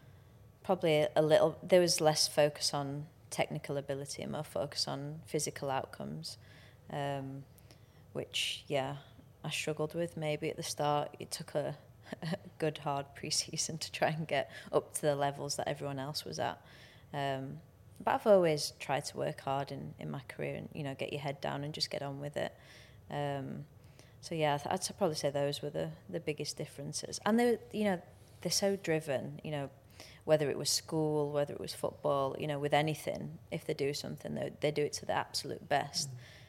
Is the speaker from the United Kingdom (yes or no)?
yes; England, United Kingdom; You know, we're not naturally like that as English people, are we?